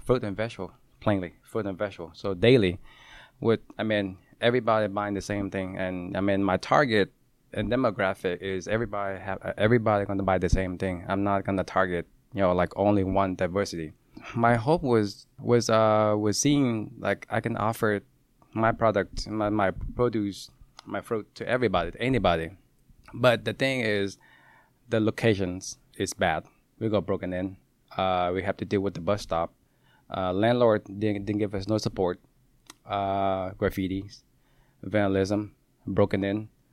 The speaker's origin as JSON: {"language": "English", "town": "Seattle", "region": "Washington", "country": "United States", "tie": "born or raised there", "also_born_or_lived": "California", "said": "I grew up in Columbia City"}